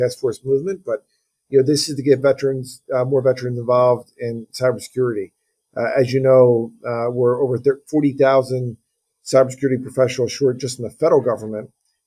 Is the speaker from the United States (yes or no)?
yes; Philadelphia, Pennsylvania, United States; my hometown teams here in Philadelphia